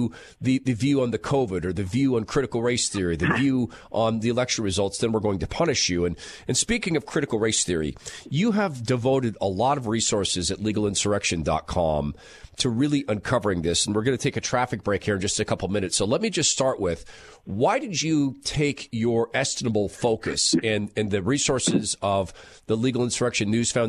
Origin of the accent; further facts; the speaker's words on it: Seattle, Washington, United States; moved away as an adult; now in North Idaho, United States; my hometown of Seattle